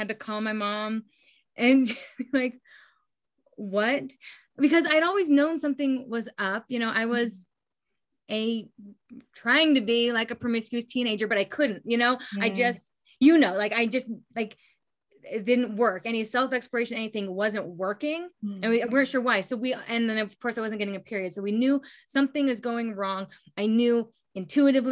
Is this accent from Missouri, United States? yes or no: no; Gardnerville, Nevada, United States; I grew up here in Northern Nevada in a small town. It's called Gardnerville.